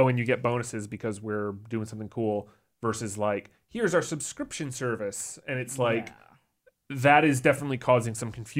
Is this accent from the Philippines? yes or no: no; Canada; I'm Canadian. Oh yeah. For anyone who's listening, I remind everyone around me that I'm Canadian about every 10 minutes.